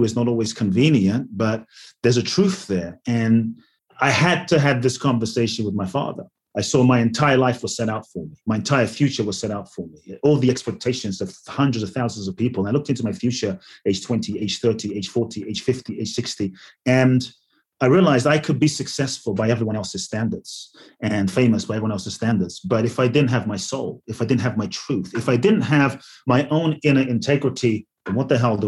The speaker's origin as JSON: {"language": "English", "region": "London", "country": "United Kingdom", "tie": "born or raised there", "also_born_or_lived": "Ghana", "moved": "yes", "lives_now": "United States"}